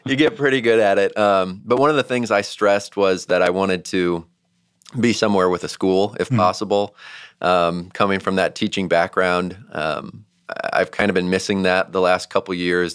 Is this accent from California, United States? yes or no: no; St. Louis, Missouri, United States; moved away as an adult; also born or lived in Georgia; we're both from St. Louis